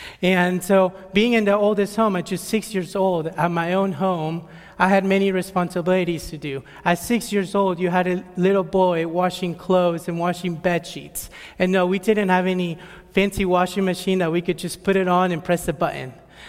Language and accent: English; El Salvador; born there; I'm 21 years old. I was born in El Salvador, but sadly, if you were to ask me anything about my country, I would not be able to tell you anything.